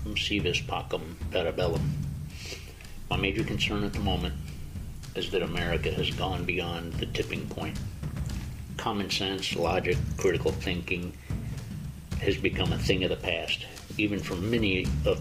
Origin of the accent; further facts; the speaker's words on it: United States; I am an American